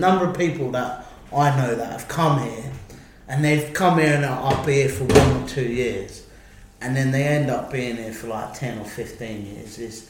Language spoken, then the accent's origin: English; England, United Kingdom; I get a bit of a rep because of my accent, okay? So like, the Hungarians, I don't think they necessarily appreciate the English. And then when we come, like, you know what the English are like, very loud.